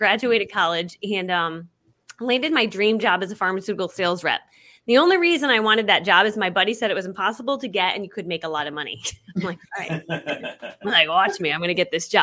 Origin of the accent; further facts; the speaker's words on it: Connecticut, United States; I grew up in Connecticut and we were the poor family in town